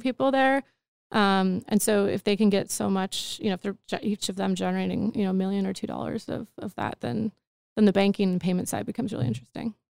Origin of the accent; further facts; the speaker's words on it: Wisconsin, United States; moved away; also born or lived in Austin; I'm from Wisconsin